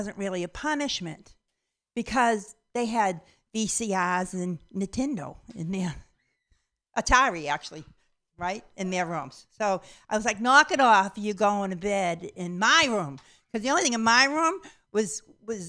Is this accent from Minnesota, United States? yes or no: no; Boston, Massachusetts, United States; I'm from Boston, Massachusetts.